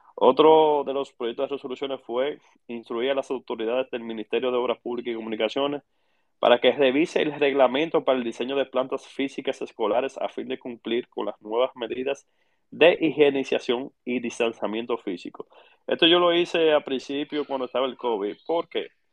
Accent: La Vega, Dominican Republic; soy nativo vegano de pura cepa

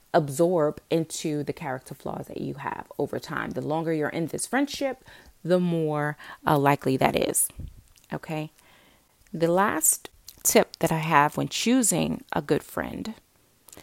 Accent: Newark, New Jersey, United States; I grew up in Newark, New Jersey

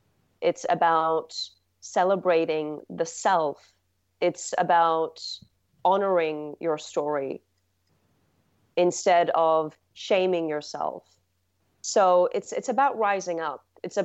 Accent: England, United Kingdom; So I grew up in England, and there's, you know, so much lushness there. Especially in just the outskirts of London.

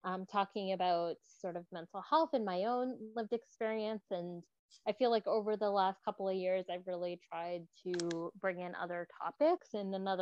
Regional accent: Vancouver, British Columbia, Canada; I have been born and raised in Vancouver

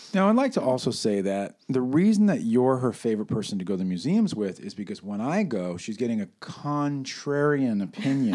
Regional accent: New York City, New York, United States; moved away as an adult; now in California, United States; I grew up in New York until I was twenty, twenty-one

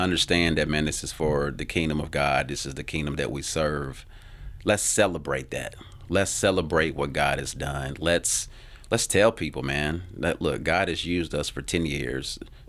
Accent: Tennessee, United States; So I'm not ashamed to be from Tennessee. I'm actually very grateful. So I want to make sure people understand that. Yeah, this is based out of Tennessee.

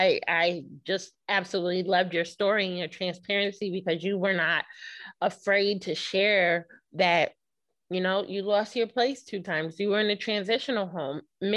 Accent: Norfolk, Virginia, United States; I was born in Norfolk, Virginia, but I forgot to mention that my parents met at Norfolk State.

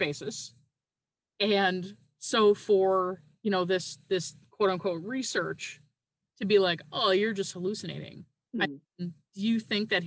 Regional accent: Newfoundland and Labrador, Canada; now in Wisconsin, United States; I'm currently living in Wisconsin, but I'm originally from Newfoundland in Canada

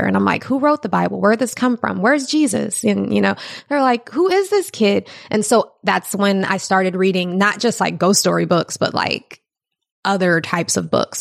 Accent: Ferguson, Missouri, United States; I grew up there.

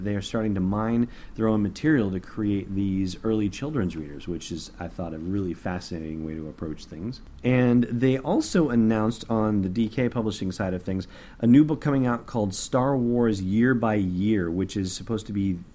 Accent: Los Angeles, California, United States; now in New Hampshire, United States; I grew up in Los Angeles

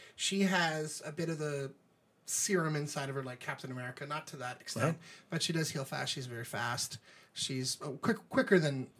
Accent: New Orleans, Louisiana, United States; accent: neutral; Much like me, not sounding like I was born and raised in New Orleans, Louisiana, and spent most of my life there, generated a neutral accent.

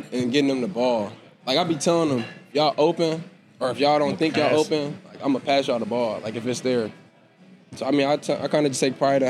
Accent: South Bend, Indiana, United States; moved away as an adult; now in Stillwater, United States; Notre Dame, my home, like, that's my hometown school.

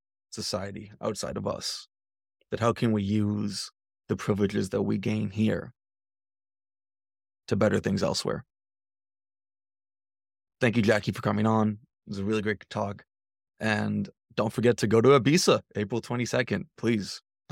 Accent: United States; there is a privilege of being American, which is something that I've been grappling with more and more.

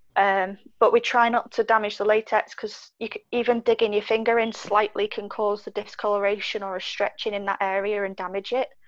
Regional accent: Wales, United Kingdom; now in Manchester, United Kingdom; I grew up in Wales for a period of time

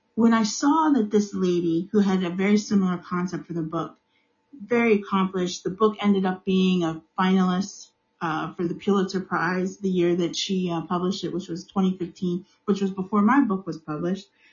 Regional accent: United States; I'm African American. I live in the United States.

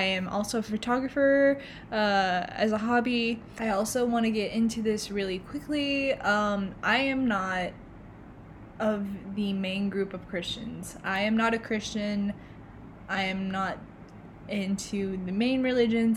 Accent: Oklahoma, United States; I am actually from Oklahoma

